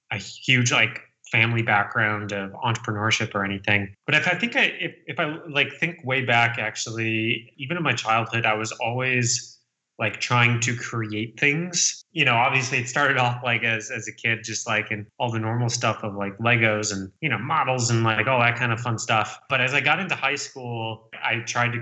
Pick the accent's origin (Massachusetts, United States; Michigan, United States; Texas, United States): Michigan, United States; about a half hour outside of Detroit; moved away as an adult; also born or lived in Chicago / Boston; I was born and raised in Michigan, about a half hour outside of Detroit. Grew up there my whole life